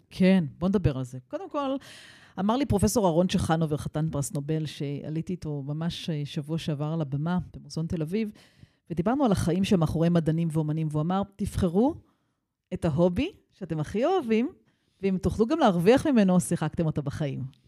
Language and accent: Hebrew; Israel; also born or lived in United States / Jerusalem / London; אני חוזרת הביתה לישראל